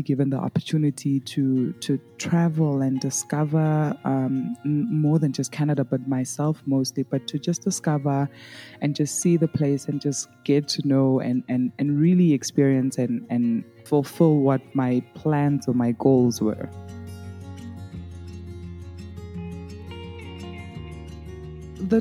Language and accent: English; South Africa; accent: South African; I am from South Africa